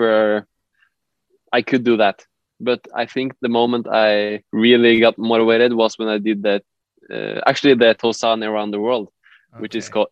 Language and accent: English; Trondheim, Trøndelag, Norway; I come from Trondheim in Norway